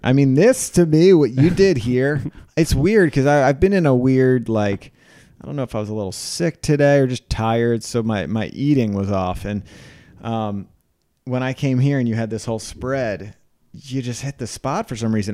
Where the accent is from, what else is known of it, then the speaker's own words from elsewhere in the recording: Philadelphia, Pennsylvania, United States; I thought I was from Philadelphia